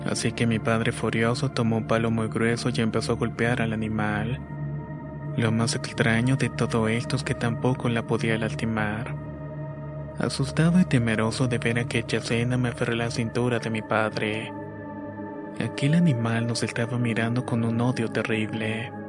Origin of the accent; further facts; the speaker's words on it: Acapulco, Guerrero, Mexico; Soy originario de Acapulco Guerrero. Mis padres son de la Costa Chica, así que pasé buena parte de mi niñez en el campo.